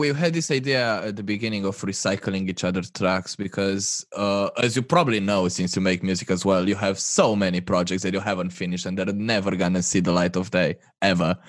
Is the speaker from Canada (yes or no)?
no; Romania; moved away as an adult; also born or lived in Manchester, United Kingdom; here in my hometown